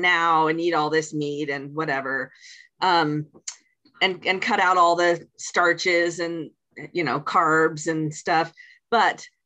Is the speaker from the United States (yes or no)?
yes; Washington, United States; I was born in Washington State